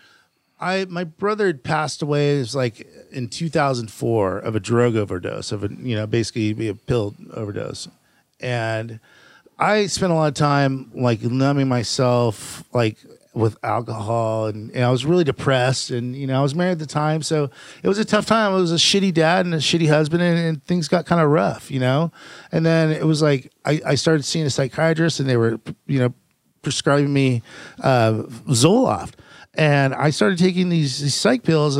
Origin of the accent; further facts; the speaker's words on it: Fountain Valley, California, United States; also born or lived in Downey, California / Norwalk, California; I was born in pretty much raised in Fountain Valley.